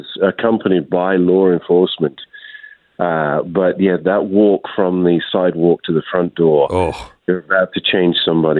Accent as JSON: {"language": "English", "country": "United Kingdom", "moved": "yes", "lives_now": "United States", "said": "No, I was an immigrant from the United Kingdom in 1999, and now a citizen with my family."}